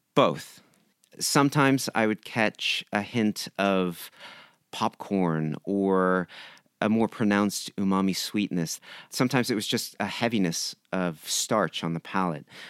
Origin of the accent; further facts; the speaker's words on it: San Diego, California, United States; moved away as an adult; now in Japan; I grew up in San Diego